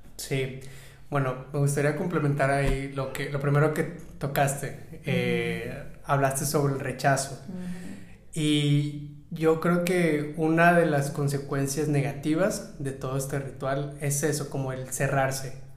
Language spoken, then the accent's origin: Spanish; Monterrey, Nuevo León, Mexico; yo crecí en Monterrey, en el norte de México